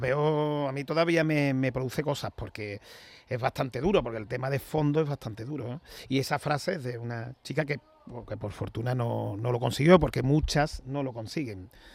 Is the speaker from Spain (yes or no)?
yes; Seville, Andalusia, Spain; yo soy sevillano, yo he vivido siempre en Sevilla